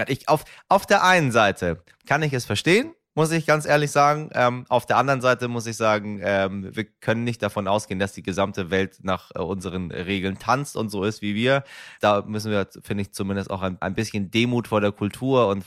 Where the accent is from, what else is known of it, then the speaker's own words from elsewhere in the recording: Persian Gulf, Iran; Insbesondere als Iraner, meine Damen und Herren, auch ich stamme vom persischen Golf